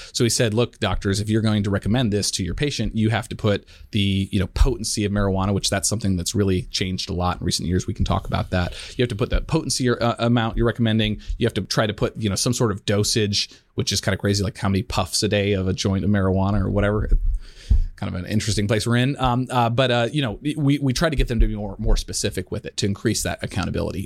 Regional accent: Colorado, United States; the years growing up in, in Colorado

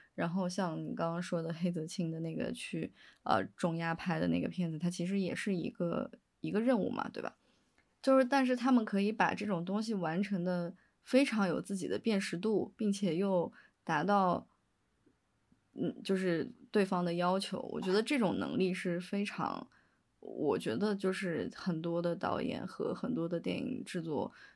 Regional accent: Chengdu, Sichuan, China; 其实我是成都人嘛，所以我零八年的时候有，也有经历过地震

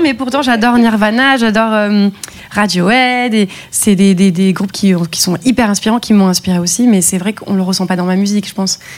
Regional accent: Luberon, Provence-Alpes-Côte d'Azur, France; moved away; also born or lived in Cavaillon; j'ai grandi dans le Luberon, dans un petit village et je suis née à Cavaillon, j'étais euh, au lycée là-bas

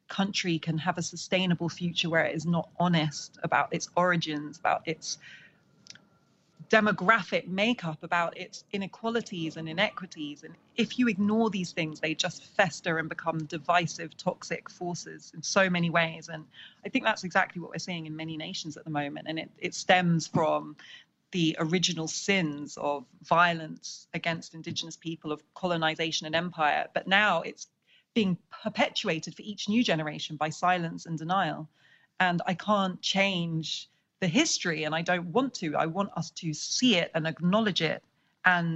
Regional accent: United Kingdom; also born or lived in Senegal; I grew up in Britain

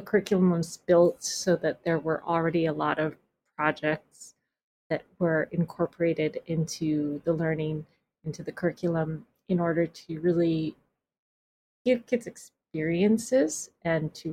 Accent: Hawaii, United States; I was born here, but I'm not Hawaiian, but I feel like I come from this place to a certain level

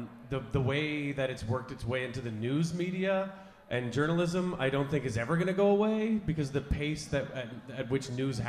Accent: Canada; And so the smug thing of being Canadian is like pretty easily punctured and burst

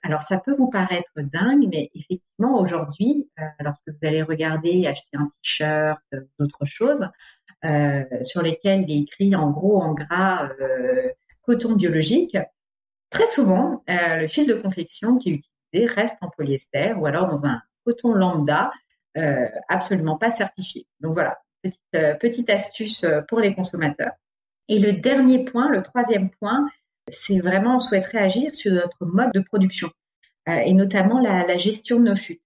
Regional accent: Alsace, Grand Est, France; also born or lived in Paris region / England; now in Île-de-France, France; je suis originaire d'Alsace et j'habite aujourd'hui en région parisienne

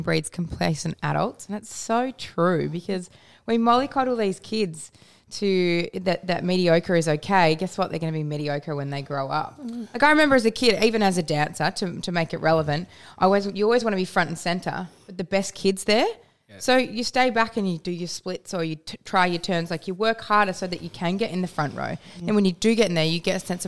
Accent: Western Australia, Australia; moved away as an adult; also born or lived in Perth; now in Melbourne, Australia; the town that I grew up in was in Bush, WA, and it had a population of about 400 people at last census

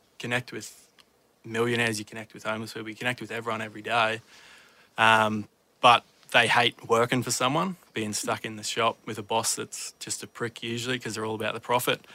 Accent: Queensland, Australia; I'm from Queensland

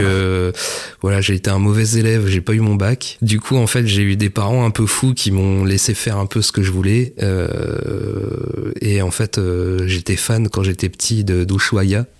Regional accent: Mortagne-au-Perche, Normandy, France; also born or lived in Le Mans; j'ai grandi euh, bah, à Mortagne au Perche, précisément. Et euh, comme tous les percherons, je suis né au Mans

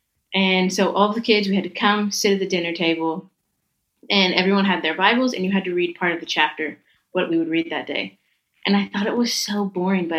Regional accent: Nashville, Tennessee, United States; moved away; I'm from the U.S. I was born in Nashville, Tennessee. So grew up with a lot of music.

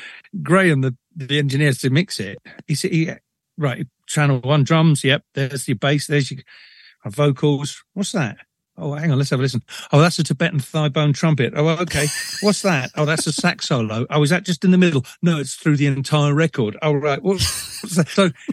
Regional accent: Liverpool, North West England, United Kingdom; born there; I mean, I was born in Liverpool, support Liverpool.

